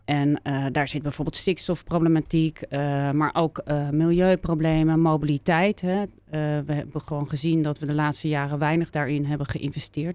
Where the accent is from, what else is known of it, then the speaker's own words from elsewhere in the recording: Leiden, South Holland, Netherlands; also born or lived in Amsterdam; ik eh, ben grotendeels dus eh, opgegroeid in Leiden.